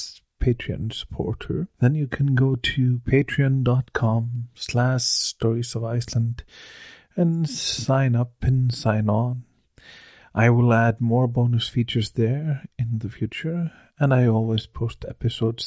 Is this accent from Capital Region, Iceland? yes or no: no; Akureyri, Northeastern Region, Iceland; in my hometown of Akureyri